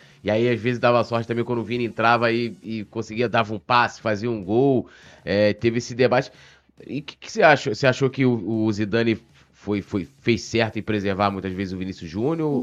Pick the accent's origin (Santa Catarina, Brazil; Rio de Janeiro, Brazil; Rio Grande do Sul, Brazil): Rio de Janeiro, Brazil; São Gonçalo; Eu sou de São Gonçalo também, então sei como é que é lá